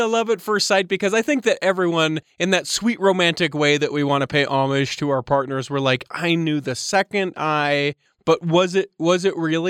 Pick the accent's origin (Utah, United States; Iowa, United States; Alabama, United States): Utah, United States; Salt Lake area; I was born and raised here in the Salt Lake area